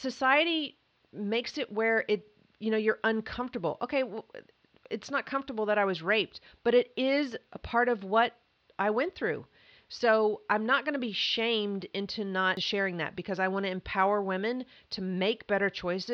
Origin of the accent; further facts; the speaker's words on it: Mayfield, Kentucky, United States; also born or lived in Atlanta / Hilton Head; now in Los Angeles, United States; I grew up in Kentucky, Mayfield specifically. It's in western Kentucky. But before the age of five, we had moved three times